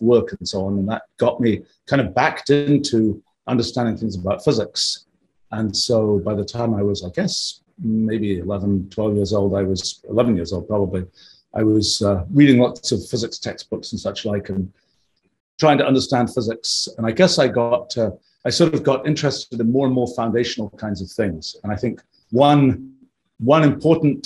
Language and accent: English; England, United Kingdom; I grew up in England in the 1960s